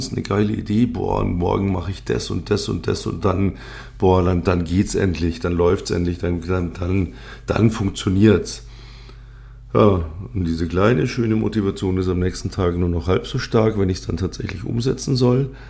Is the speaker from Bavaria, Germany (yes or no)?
yes; Bavaria, Germany; accent: Upper Bavarian; Ähm, ich bin zweisprachig aufgewachsen, also äh, bayerisch und Gut, ähm, aus meiner Sicht spreche ich ein passables Hochdeutsch.